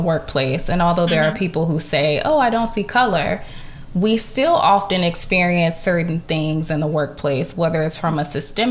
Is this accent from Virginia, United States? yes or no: yes; Virginia, United States; accent: Southern; I'm from Virginia, so when I speak often, especially if I'm comfortable with you, you'll hear Southern in my voice a lot and in my accent